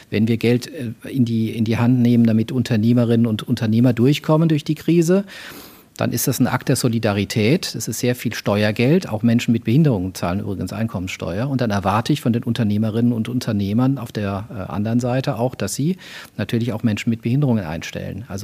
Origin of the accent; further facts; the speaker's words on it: southwest Germany, Germany; ich komme ja so aus der Ecke Südwestdeutschland, also da war der Odenwald nicht weit